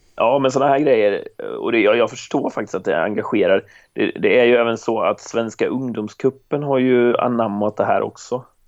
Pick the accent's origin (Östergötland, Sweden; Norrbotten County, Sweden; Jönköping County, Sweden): Jönköping County, Sweden; Jönköping; jag hade det man behövde hemma i Jönköping